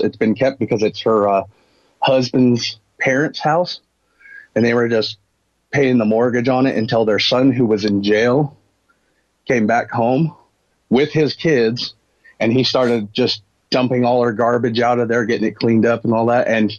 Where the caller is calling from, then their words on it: Utah, United States; I'm in Utah.